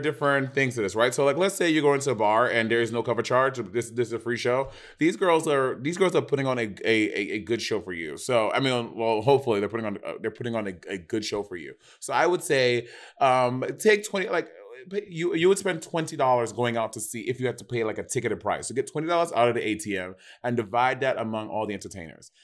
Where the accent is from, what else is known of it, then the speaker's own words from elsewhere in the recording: New York, United States; I'm from New York